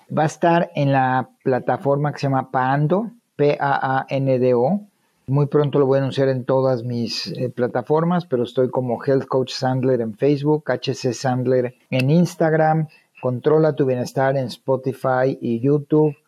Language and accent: Spanish; Monterrey, Nuevo León, Mexico; now in United States; los que somos de Monterrey